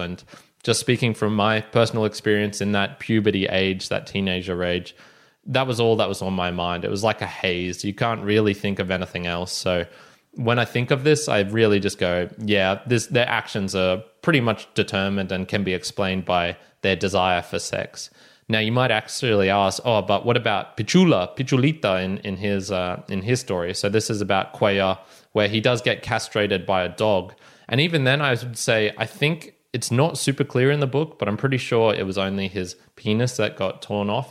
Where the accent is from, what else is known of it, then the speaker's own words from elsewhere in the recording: Australia; me being Australian